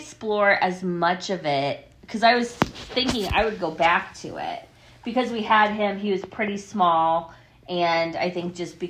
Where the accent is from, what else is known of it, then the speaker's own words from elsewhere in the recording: Iowa, United States; moved away; also born or lived in Ohio; I had lived in Ohio almost as long as my hometown in Iowa...